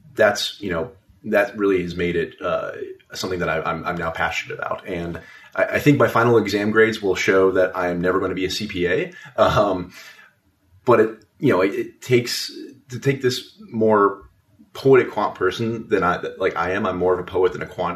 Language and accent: English; Las Vegas, Nevada, United States; also born or lived in Nashville; now in Washington, D.C., United States; I'm originally from Las Vegas, Nevada, uh, but I do call Washington D.C. home now